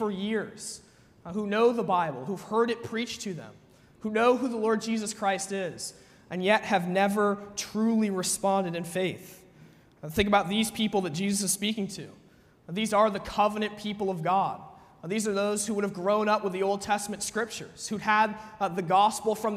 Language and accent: English; United States; as an American person